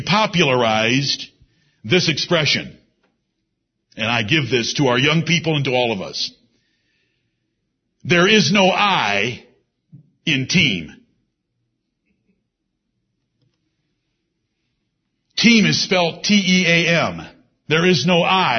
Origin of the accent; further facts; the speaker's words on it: Ann Arbor, Michigan, United States; moved away; also born or lived in Singapore; I'm from Ann Arbor, Michigan